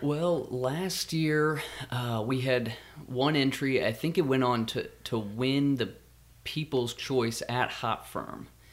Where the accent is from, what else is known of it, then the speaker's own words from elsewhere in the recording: Kansas, United States; Growing up in Kansas